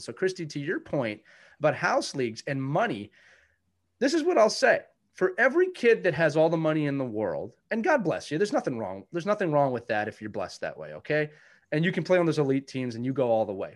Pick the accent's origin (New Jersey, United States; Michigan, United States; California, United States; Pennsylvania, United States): Pennsylvania, United States; Philadelphia; I'm from Philadelphia.